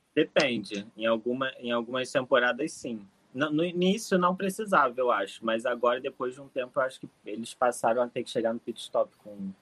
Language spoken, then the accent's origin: Portuguese; Rio de Janeiro, Brazil; Sou do Rio de Janeiro